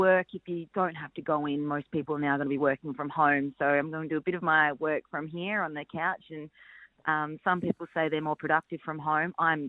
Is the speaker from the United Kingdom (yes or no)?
no; Adelaide, South Australia, Australia; I'm from Adelaide.